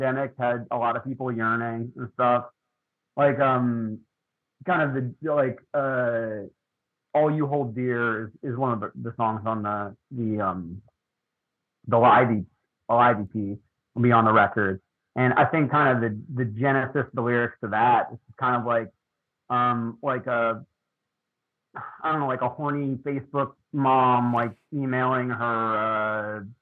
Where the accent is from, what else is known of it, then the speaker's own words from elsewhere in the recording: Lititz, Pennsylvania, United States; moved away as an adult; also born or lived in Texas; now in Philadelphia, United States; We, Katie and I are from Lancaster County. We're from Lititt, PA.